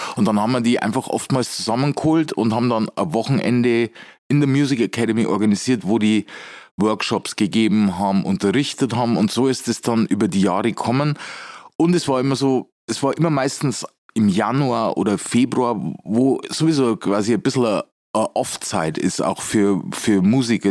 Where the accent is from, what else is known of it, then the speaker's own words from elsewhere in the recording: Weiden, Bavaria, Germany; moved away as an adult; also born or lived in New York / Munich; now in Regensburg, Germany; ursprünglich komme ich aus Weiden in der Oberpfalz